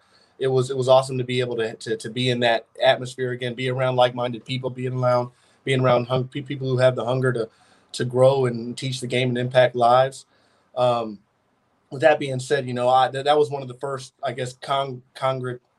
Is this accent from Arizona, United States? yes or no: yes; Chandler, Arizona, United States; moved away as an adult; I'm from Chandler, Arizona, a town right outside of Phoenix. I went to Hamilton High School.